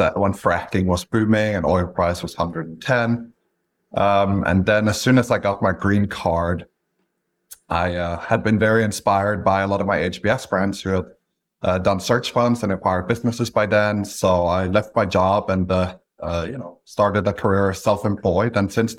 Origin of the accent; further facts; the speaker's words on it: Stavanger, Rogaland, Norway; English is a second language; moved away as an adult; also born or lived in London; The first thing you'll notice is that I have an accent. I'm from Norway originally, so I grew up in a small picturesque town called Stavanger, Norway. I went to college there and then did a master's degree in London